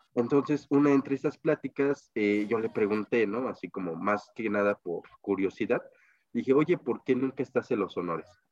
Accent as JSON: {"language": "Spanish", "country": "Mexico", "said": "mi país"}